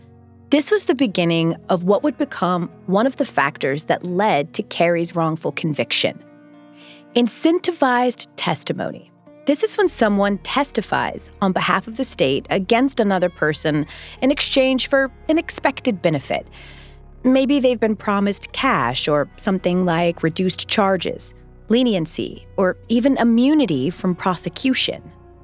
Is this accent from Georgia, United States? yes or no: yes; Atlanta, Georgia, United States; I grew up in Atlanta, just a few hours north of Moultrie.